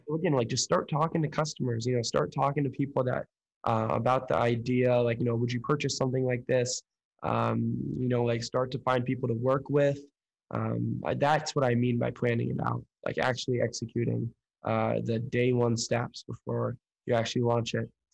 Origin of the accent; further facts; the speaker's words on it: Oakland, California, United States; moved away as an adult; now in Chicago, United States; I'm located in Chicago right now, uh, born and raised in Oakland, California